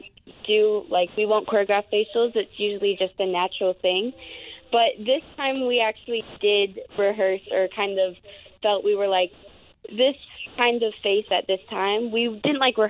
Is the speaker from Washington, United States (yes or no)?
yes; Puyallup, Washington, United States; moved away as an adult; now in Los Angeles, United States; I actually grew up in Puyallup, but I always say Seattle